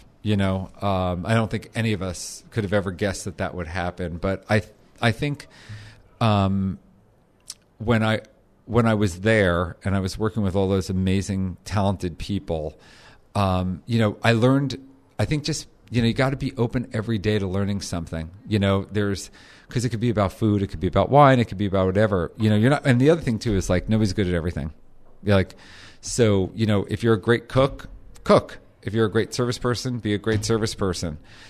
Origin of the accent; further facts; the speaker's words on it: New Jersey, United States; And I was diehard Jew from Jersey, you know, like, you know, we went to the Jersey Shore on the weekends